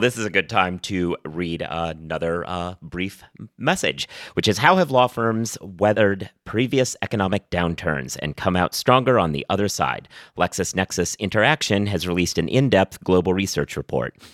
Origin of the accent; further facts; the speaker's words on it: Oregon, United States; now in New York, United States; I've lived in New York for a long time at this point. I'm originally from Oregon